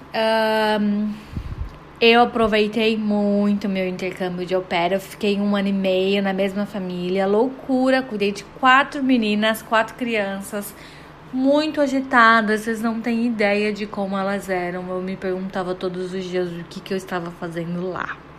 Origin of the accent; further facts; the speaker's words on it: Guarujá, São Paulo, Brazil; moved away as an adult; also born or lived in Belém, Pará / United States; eu na verdade sou de Belém, do Pará, gente, mas eu morei no Guarujá por praticamente toda a minha vida, desde que eu me lembro, assim, me entendo por gente.